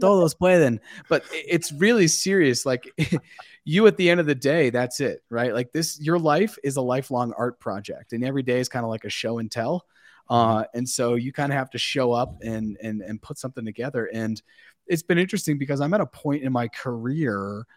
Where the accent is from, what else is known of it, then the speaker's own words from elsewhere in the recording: Massachusetts, United States; I'm up from Massachusetts